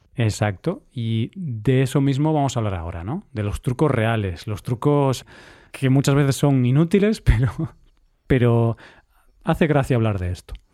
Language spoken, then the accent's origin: Spanish; Vigo, Galicia, Spain; now in Cyprus; en Vigo, mi ciudad natal